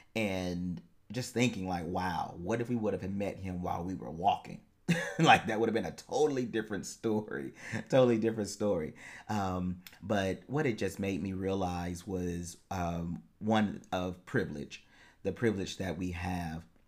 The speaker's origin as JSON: {"language": "English", "country": "United States", "said": "I am an American"}